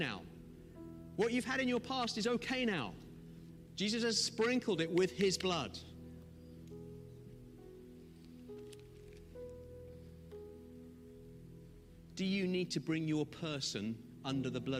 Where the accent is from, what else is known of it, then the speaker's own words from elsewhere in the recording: Zimbabwe; now in United Kingdom; I'm from Zimbabwe. I feel like a fish out of water in the UK still.